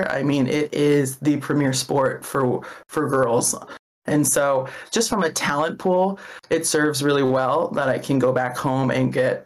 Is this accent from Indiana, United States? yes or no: no; Hawaii, United States; I grew up in Hawaii